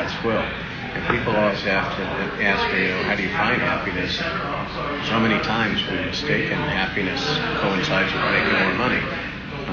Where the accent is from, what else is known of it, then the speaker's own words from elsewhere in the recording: Jacksonville, Florida, United States; moved away as an adult; also born or lived in Texas; now in Winter Park, United States; Growing up in Florida, in Jacksonville